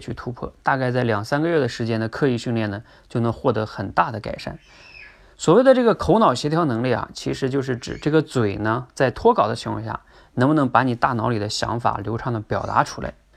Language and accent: Chinese; China; 甚至啊，我们中国人在这方面都普遍不强